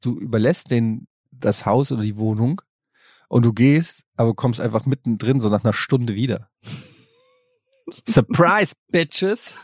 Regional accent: Germany; in der Großstadt wo ich groß geworden bin

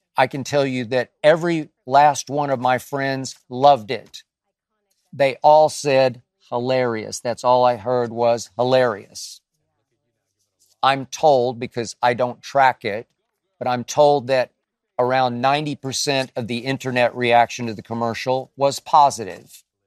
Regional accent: Dallas, Texas, United States; I'm from Dallas, Texas

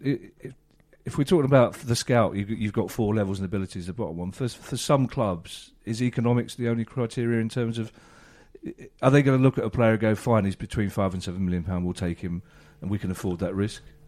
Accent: Donegal, Ulster, Ireland; I'm from Donegal. I was twenty-five before I was made aware of the existence of other counties in Ireland.

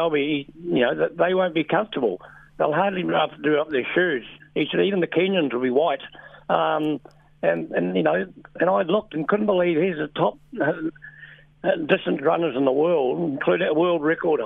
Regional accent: New Zealand; being a Kiwi

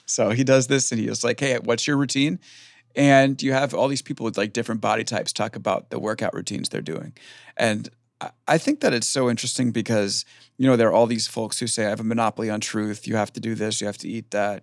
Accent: Long Island, New York, United States; we're both from Long Island

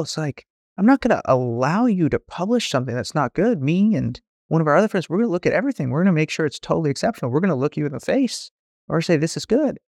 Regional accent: San Francisco, California, United States; I grew up in San Francisco

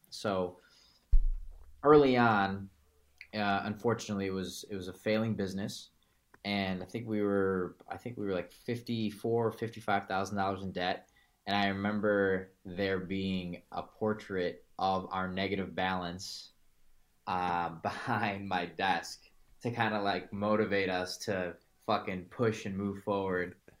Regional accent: Chicago, Illinois, United States; originally I'm from Chicago

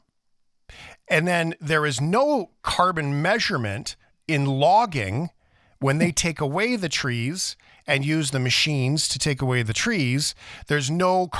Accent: Fort McMurray, Alberta, Canada; I grew up by the ocean and then I grew up in Fort McMurray, went to high school

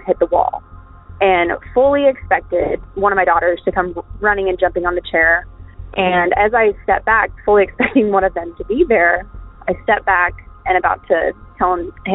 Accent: Kansas, United States; I am from Kansas

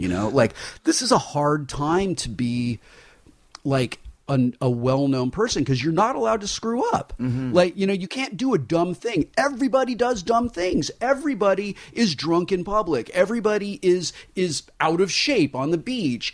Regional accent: Southern California, United States; we're from Southern California

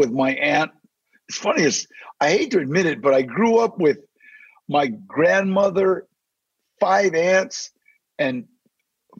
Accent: Maywood, California, United States; also born or lived in Los Angeles; I was born in Maywood, California, and the reason was, as I was born in 1944, they took my mom to the General Hospital

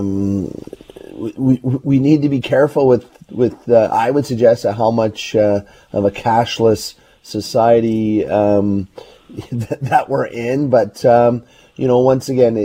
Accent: Burnaby, British Columbia, Canada; I grew up in Burnaby, and I know these areas well

